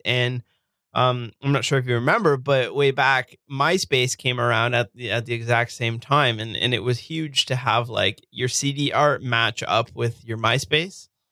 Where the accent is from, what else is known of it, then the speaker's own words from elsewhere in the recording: Burlington, Ontario, Canada; now in Hamilton, Canada; I grew up in a, a city called Burlington, and I, I live now in uh, a city just outside of it called Hamilton